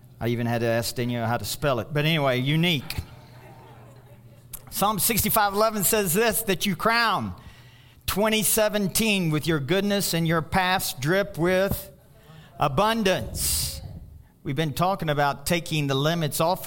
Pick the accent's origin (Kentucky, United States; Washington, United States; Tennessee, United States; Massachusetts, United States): Kentucky, United States; Louisville; moved away as an adult; I go back to Louisville, Kentucky, it's my hometown